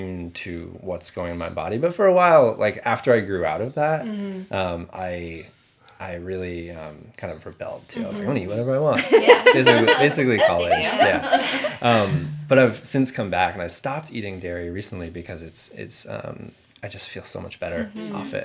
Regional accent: Shelburne Falls, Massachusetts, United States; moved away as an adult; also born or lived in Portland; now in Cambridge, United States; I grew up in Western Massachusetts.

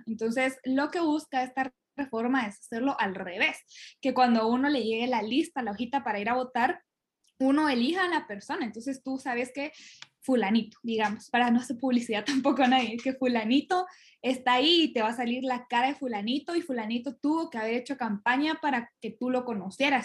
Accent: Guatemala; como chapines

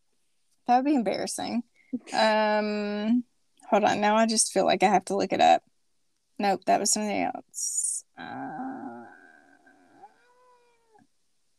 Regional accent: Southern small town, United States; moved away; I think it's small town, and I think that it's Southern

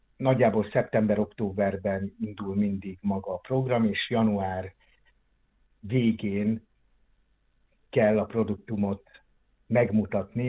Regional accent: Onga, Borsod-Abaúj-Zemplén, Hungary; moved away as an adult; also born or lived in Miskolc; now in Szeged, Hungary; mert ott volt az első színjátszó csoport, amiben én részt vettem, Ongán, abban a kisvárosban, ahol én születtem

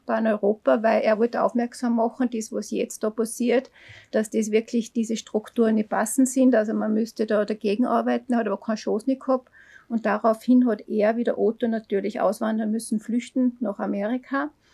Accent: Neukirchen am Großvenediger, Salzburg, Austria; ich bin aus Neukirchen am Großvenediger. Da bin ich ja geboren. Da bin ich dann Volks- und Hauptschule gegangen

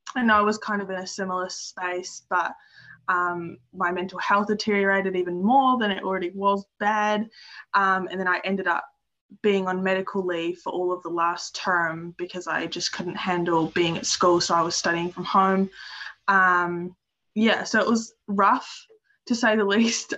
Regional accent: Dunedin, Otago, New Zealand; moved away as an adult; now in Stewart Island, New Zealand; I'm from Dunedin and I grew up there, but I'm currently living in Stewart Island

